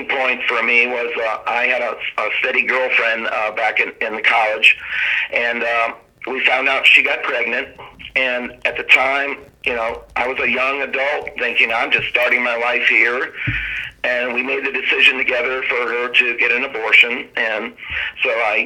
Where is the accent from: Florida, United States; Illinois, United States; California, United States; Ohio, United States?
Ohio, United States; Cleveland; also born or lived in Virginia; I was born in Virginia, raised on a small farm, got to move to Cleveland, Fairview Park, Ohio, when I was in the fifth grade, and sort of grew up in the inner city suburb kid